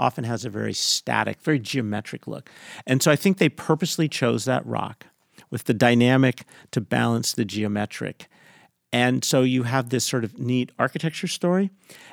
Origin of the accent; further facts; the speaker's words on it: Seattle, Washington, United States; Growing up in Seattle, I'd never really spent much time in West Seattle